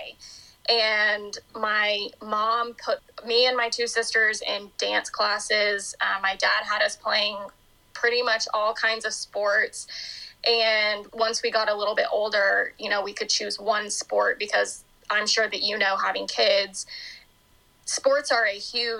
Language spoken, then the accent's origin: English; Norman, Oklahoma, United States; now in Oklahoma City, United States; I grew up in Norman, Oklahoma, and I live in Oklahoma City now